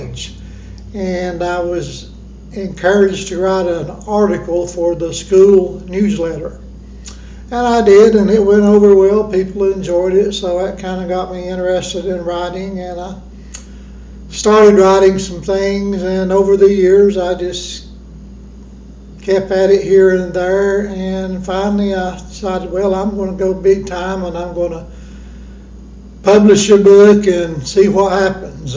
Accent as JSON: {"language": "English", "town": "Johnson City", "region": "Tennessee", "country": "United States", "tie": "born or raised there", "also_born_or_lived": "Kingsport, Tennessee", "said": "I was born in Kingsport, Tennessee, raised right here in Johnson City, Tennessee"}